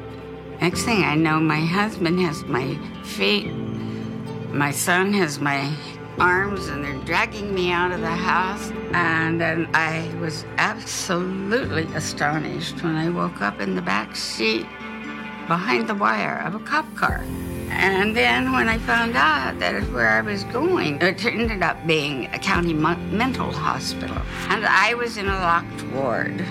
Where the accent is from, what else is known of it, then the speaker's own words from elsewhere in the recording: Phoenix, Arizona, United States; I was born in Phoenix in 1937